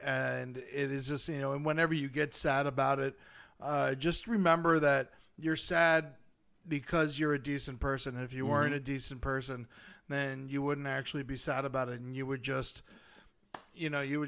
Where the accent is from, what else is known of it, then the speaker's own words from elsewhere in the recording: Buffalo, New York, United States; Top it off, I'm from Buffalo and a Bills fan, too.